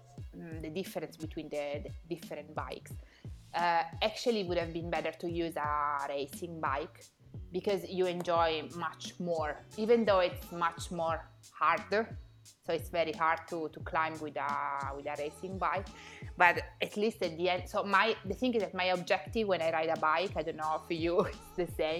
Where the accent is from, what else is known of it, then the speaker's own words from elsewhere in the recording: Piedmont, Italy; I come from Piedmont